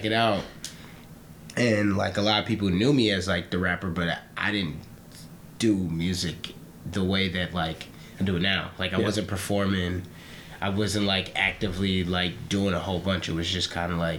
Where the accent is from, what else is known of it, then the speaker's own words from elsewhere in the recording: Woodmere, Ohio, United States; I'm from Woodmere Village, Cleveland, Ohio. But the area is like Orange, a suburb